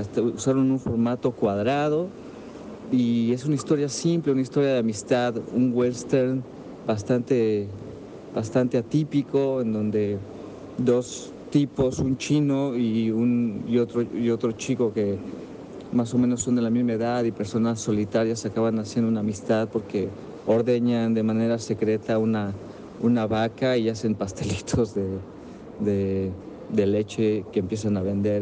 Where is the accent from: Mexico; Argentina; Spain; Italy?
Mexico; los que escribimos sobre cine y que somos mexicanos